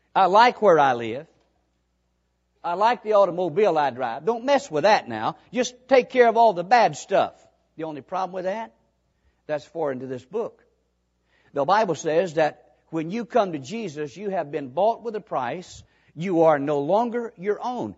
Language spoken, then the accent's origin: English; Hazard, Kentucky, United States; moved away as an adult; also born or lived in Mississippi; I grew up in Hazard.